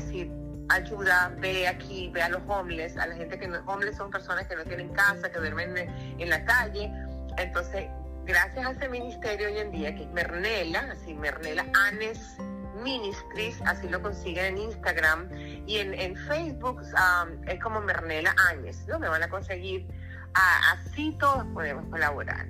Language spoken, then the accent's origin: Spanish; Venezuela; now in Orlando, United States; Yo soy venezolana de nacimiento